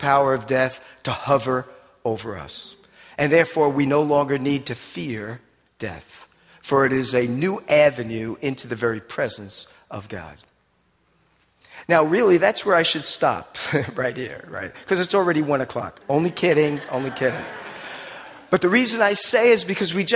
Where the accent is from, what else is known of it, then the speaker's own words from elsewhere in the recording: New Jersey, United States; accent: Jersey; my Jersey accent's now doing a thing with me.